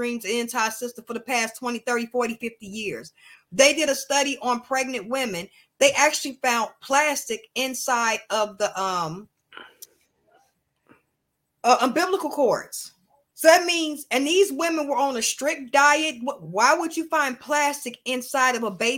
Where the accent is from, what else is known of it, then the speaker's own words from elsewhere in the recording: United States; I'm proud to be an American because I was born in America. I'm American